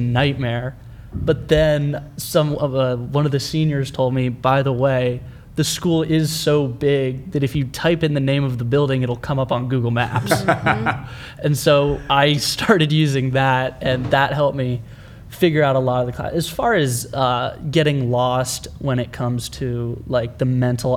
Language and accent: English; California, United States; born or raised there; moved away as an adult; now in Austin, United States